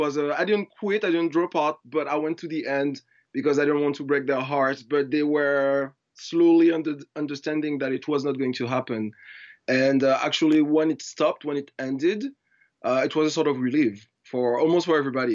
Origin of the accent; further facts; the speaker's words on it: Martinique; English is a second language; moved away as an adult; also born or lived in west of France; now in Paris, France; I am from Martinique, so not so many people know about Martinique. Martinique is a small island in the French Caribbean, so the southern West Indies. So I was born there, I grew up there.